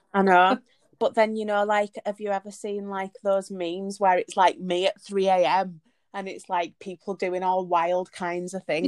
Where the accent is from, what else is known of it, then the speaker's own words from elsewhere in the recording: Leeds, Yorkshire and the Humber, United Kingdom; now in Liverpool, United Kingdom; I am originally from Leeds but moved to Liverpool.